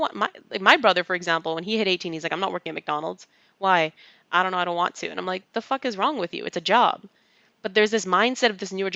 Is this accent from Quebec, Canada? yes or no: no; British Columbia, Canada; I'm from Canada, but my parents are from India